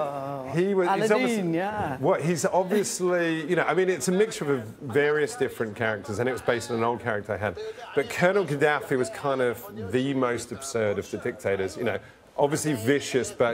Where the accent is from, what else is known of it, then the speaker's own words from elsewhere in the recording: London, United Kingdom; when I grew up in London, you know, in a suburb of London